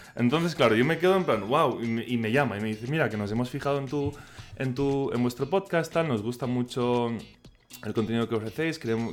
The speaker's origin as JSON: {"language": "Spanish", "country": "Spain", "accent": "Catalan", "first_language": "Catalan", "second_language": "Spanish", "said": "no es, mi lengua materna y que a mí me cuesta mucho expresarme en, castellano"}